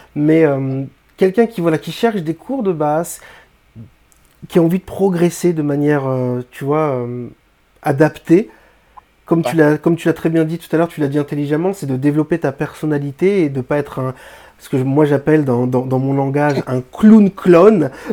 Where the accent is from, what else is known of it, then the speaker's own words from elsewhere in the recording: Réunion; Je suis francophone, je suis français, réunionnais